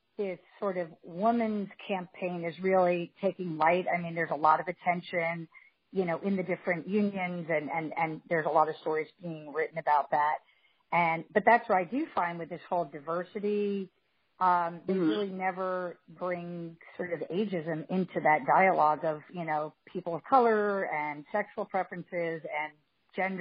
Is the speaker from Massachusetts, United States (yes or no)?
no; Scarsdale, Westchester, New York, United States; moved away; also born or lived in Los Angeles; I grew up in Barzale in Westchester